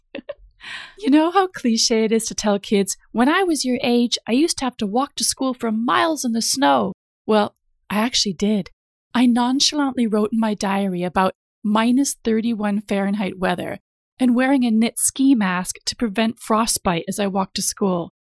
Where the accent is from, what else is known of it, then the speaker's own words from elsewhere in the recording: United States; moved away as an adult; now in London, United Kingdom; I grew up in the States, I have lived over half of my life in the U K now